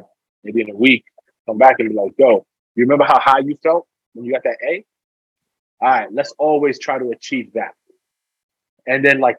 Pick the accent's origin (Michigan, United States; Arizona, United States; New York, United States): New York, United States; New York City; Even though I was born in the Bronx.